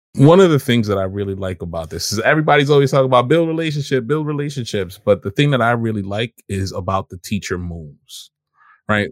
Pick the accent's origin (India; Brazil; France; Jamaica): Jamaica; now in United States; as a Jamaican immigrant